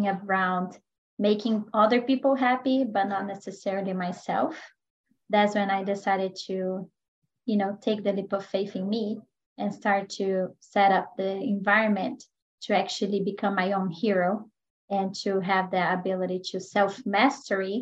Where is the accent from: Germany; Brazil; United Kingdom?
Brazil; moved away as an adult; now in United States; I am originally from Brazil.